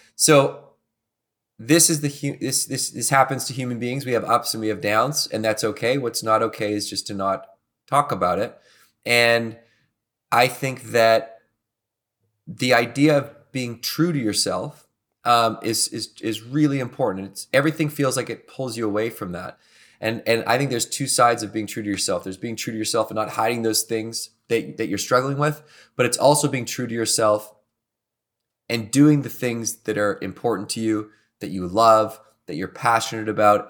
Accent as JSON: {"language": "English", "town": "Victoria", "region": "British Columbia", "country": "Canada", "tie": "born or raised there", "said": "I grew up in Victoria, British Columbia, and I went to work in Banff, Alberta."}